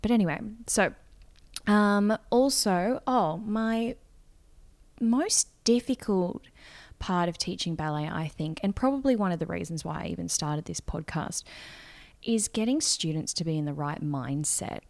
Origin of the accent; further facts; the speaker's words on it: Gold Coast, Queensland, Australia; I am from the Gold Coast, which is a beachy, town, city, let's go with city